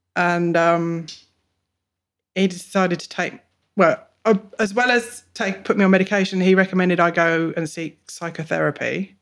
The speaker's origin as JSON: {"language": "English", "region": "England", "country": "United Kingdom", "moved": "as an adult", "lives_now": "Bungendore, Australia", "said": "I'm 42, I'm a mum, and I'm from England. Originally."}